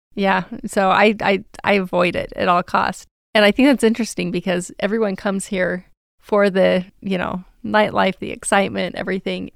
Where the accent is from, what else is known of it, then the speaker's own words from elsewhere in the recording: Salt Lake City, Utah, United States; now in Las Vegas, United States; I'm originally from Salt Lake City, Utah, and I moved here with my family